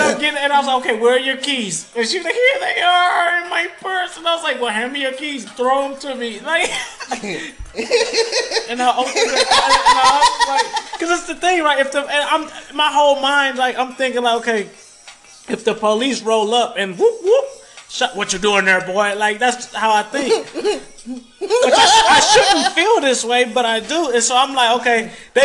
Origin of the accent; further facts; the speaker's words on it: Detroit, Michigan, United States; I'm from Detroit